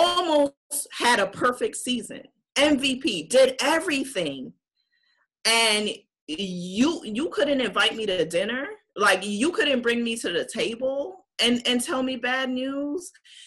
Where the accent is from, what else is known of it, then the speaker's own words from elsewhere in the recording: New York City, New York, United States; I'm from Brooklyn.